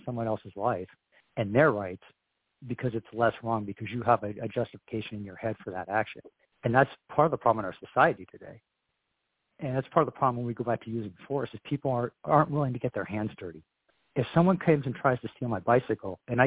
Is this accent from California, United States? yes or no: yes; Southern California, United States; moved away; I worked in Southern California for 20 years, so I understand the California dynamic. So my wife is from Northern California. My wife is from Northern California, the Bay Area, and I was from Southern California.